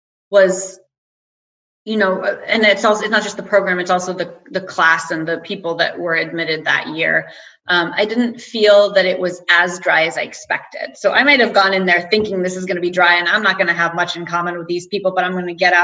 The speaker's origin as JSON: {"language": "English", "country": "United States", "moved": "as an adult", "lives_now": "Denmark", "said": "as an American"}